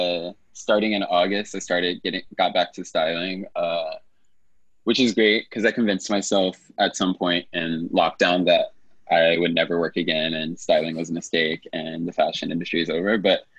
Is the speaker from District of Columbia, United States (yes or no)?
yes; District of Columbia, United States; now in New York, United States; Our nation's capital, DC area, but I've been in New York for 16 years as of last month.